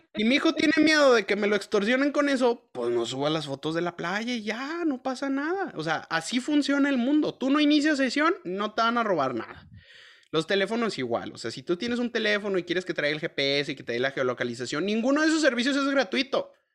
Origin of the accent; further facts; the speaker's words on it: Mexico; somos mexicanos